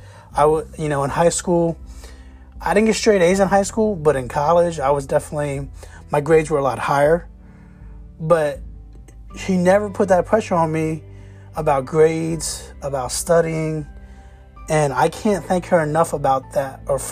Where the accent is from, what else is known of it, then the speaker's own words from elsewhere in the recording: Jacksonville, Florida, United States; I grew up in Jacksonville, Florida